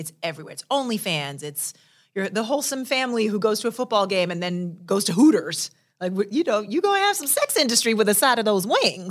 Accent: New York, United States; I'm from New York

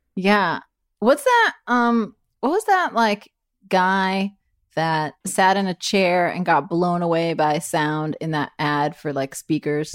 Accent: Miami, Florida, United States; I'm from Miami

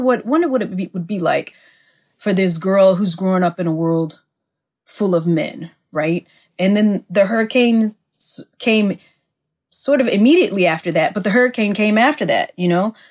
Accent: Mississippi, United States; I live in my hometown of Mississippi

